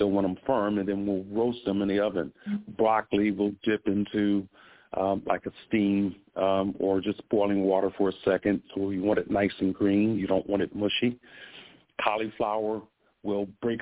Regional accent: Chicago, Illinois, United States; moved away; I'm from Chicago

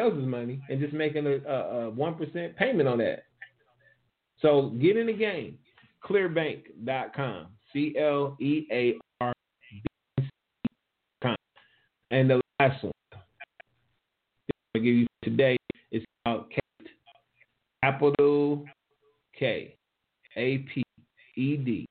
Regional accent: Ohio, United States; I gave it up for my hometown

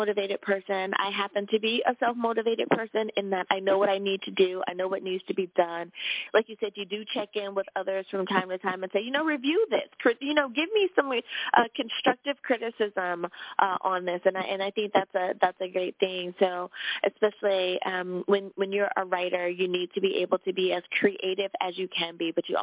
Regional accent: United States; my home country, good old U.S. of A.

